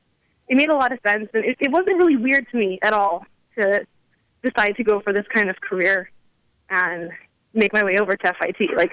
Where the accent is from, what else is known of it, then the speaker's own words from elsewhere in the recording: South Bend, Indiana, United States; I grew up in Indiana, actually.